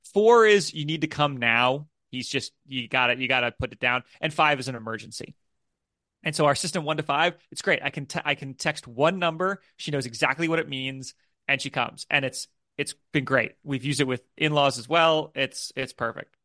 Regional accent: United States; now in United Kingdom; I'm an American who lives in the U K

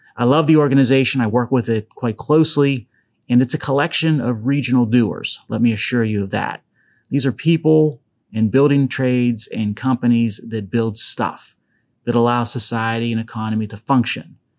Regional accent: Western Pennsylvania, United States; accent: Pittsburghese; it's from Western Pennsylvania

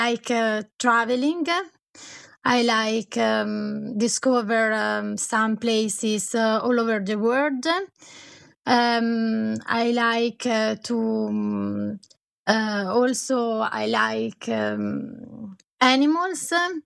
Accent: Colico, Lombardy, Italy; born there; English is a second language; I was born in Italy, in Colico. That is a place on the Como Lake.

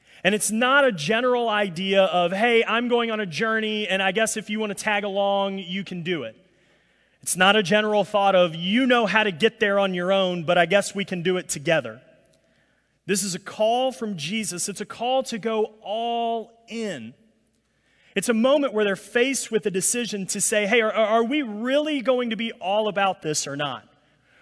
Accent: Alabama, United States; now in New Orleans, United States; I'm from Alabama, and so, you know, us country rednecks in Alabama

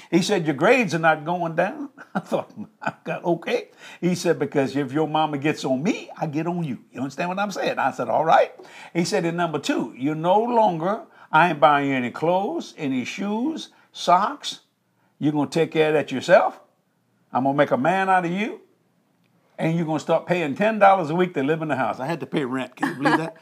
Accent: United States; I was raised up in the United States of America

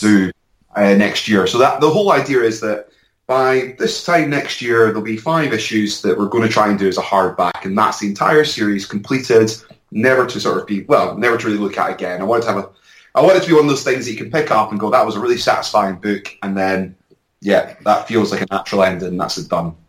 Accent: Edinburgh, Scotland, United Kingdom; also born or lived in London; I was based in London up until recently, and uh, I'm back in my hometown of Edinburgh.

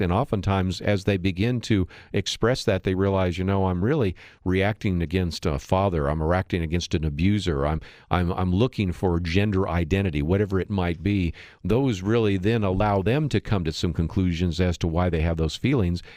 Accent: San Francisco Bay Area, California, United States; I grew up in the San Francisco Bay Area

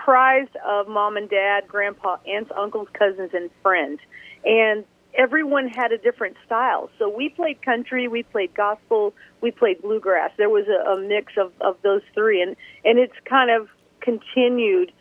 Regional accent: Greentop, Missouri, United States; I'm from the Missouri, and I'm from a small town called Greentop, Missouri. It's the very top of Missouri in the heart of America

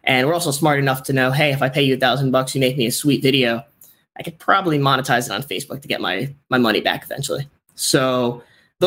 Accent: Miami, Florida, United States; I'm from Miami.

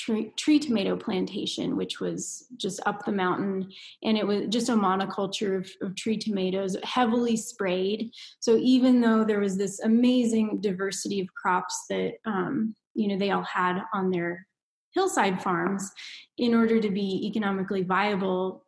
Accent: Indiana, United States; moved away as an adult; also born or lived in Minnesota; now in Reno, United States; I'm from Indiana and went to school in Minnesota

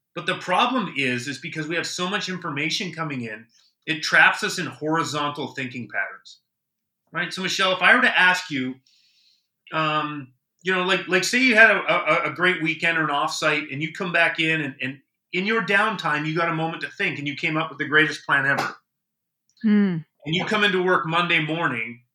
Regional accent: Canada; now in United States; as a Canadian

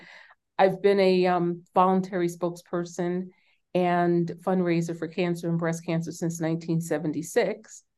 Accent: New York City, New York, United States; because they were from the South and I was born and raised in New York City.

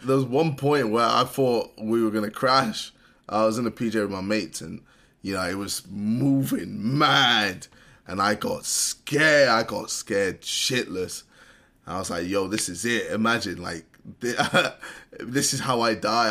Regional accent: United Kingdom; As a British person

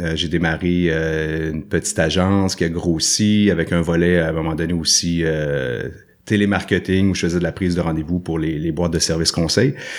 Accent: Sainte-Thérèse, Quebec, Canada; also born or lived in Saint-Jérôme / Saint-Sauveur; now in Joliette, Canada; je, suis né à Saint-Jérôme, à l'hôpital de Saint-Jérôme. J'ai grandi à Sainte-Thérèse, en fait, dans les Basses-Laurentides

